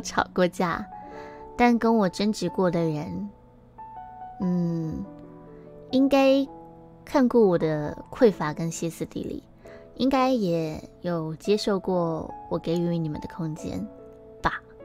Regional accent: Taiwan; 我们是台湾人

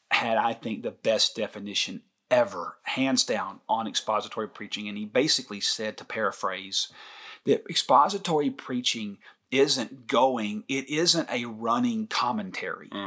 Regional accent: Scotland, United Kingdom; somebody asked me the other day, "Where are you from?" I said, "Scotland." Can't you tell?

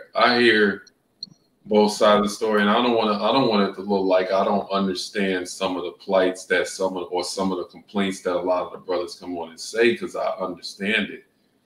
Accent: New York, United States; moved away; And I'm coming straight from New York, where you got skyscrapers and concrete.

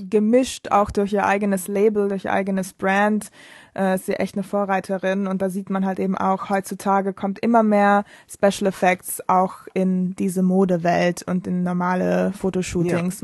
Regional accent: Bolzano, Trentino-Alto Adige, Italy; first language German and Italian; moved away as an adult; now in Berlin, Germany; ich komme aus Bozen, das ist eine ziemlich kleine Stadt im Norden von Italien, in Südtirol. Und äh, deshalb kann ich auch Deutsch, weil das ist sehr nah an der österreichischen Grenze. Deshalb bin ich da mit Deutsch und Italienisch aufgewachsen.

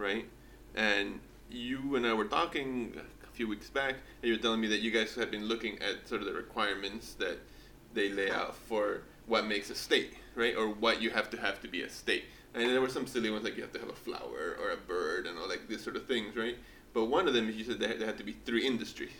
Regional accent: Callao, Peru; moved away; I was born in Peru and I grew up in Callao, Lima

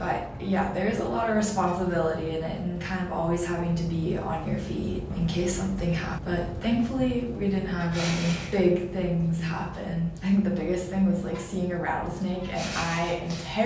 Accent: Austin, Texas, United States; now in Walla Walla, United States; a sophomore from Austin, Texas

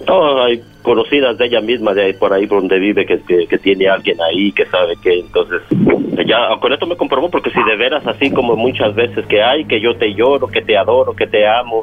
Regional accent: Mexico; yo soy de México

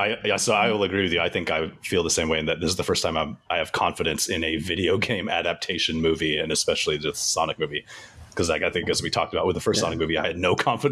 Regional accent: Canada; I am Canadian, so I like to tell my friends I am twice the American they are. Because I have two American citizenships.

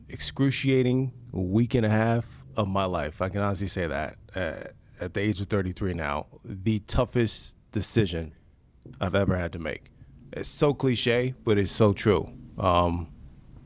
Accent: Maryland, United States; moved away as an adult; now in Cleveland, United States; Of course I'm from Maryland

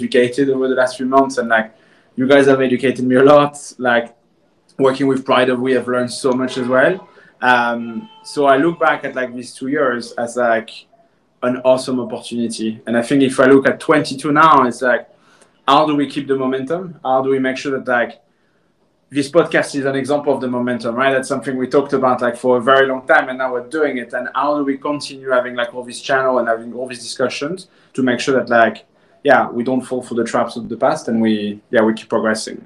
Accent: France; moved away; born and raised in France

